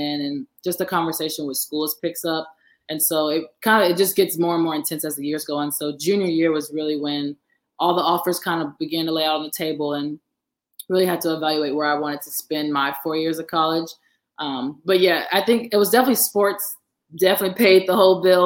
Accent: St. Louis, Missouri, United States; moved away as an adult; now in Los Angeles, United States; I'm originally from St. Louis, Missouri. I'm born and raised.

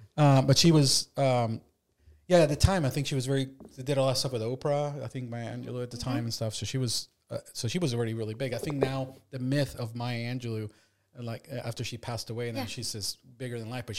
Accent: Reston, Virginia, United States; In Reston. We grew up in Virginia, in Reston, Virginia.

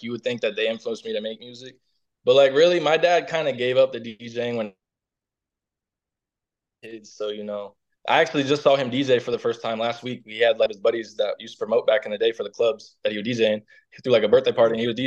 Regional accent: Orlando, Florida, United States; I'm from Orlando, Florida, man. Born and raised.

